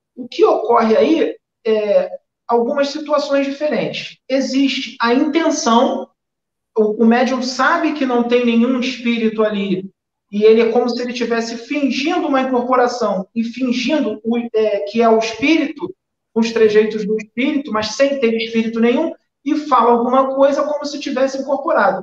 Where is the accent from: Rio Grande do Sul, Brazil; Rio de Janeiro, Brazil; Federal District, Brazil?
Rio de Janeiro, Brazil; accent: carioca; eu sou carioca